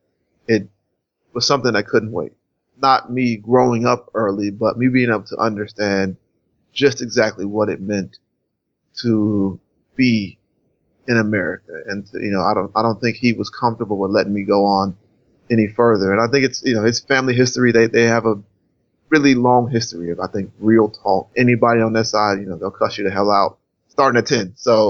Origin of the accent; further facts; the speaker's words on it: Charlotte, North Carolina, United States; also born or lived in Rocky Mount, North Carolina; I spent those first 10 years in Charlotte